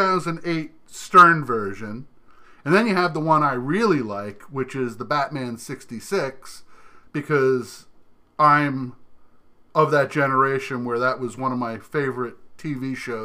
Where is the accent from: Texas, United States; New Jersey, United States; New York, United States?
New Jersey, United States; Remember, I grew up in New Jersey.